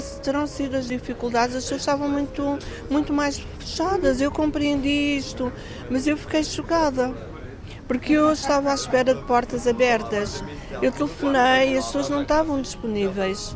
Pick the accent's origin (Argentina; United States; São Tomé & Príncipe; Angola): Angola; also born or lived in Lisbon, Portugal; now in Madeira, Portugal; Eu nasci no Cobal, que é uma cidade pequena do interior